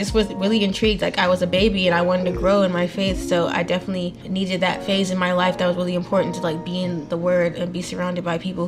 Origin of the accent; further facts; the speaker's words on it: Texas, United States; also born or lived in Nigeria; now in Atlanta, United States; I was actually born in Nigeria, and then we immigrated to the United States. I ended up growing up in Texas, and then I ended up in Atlanta.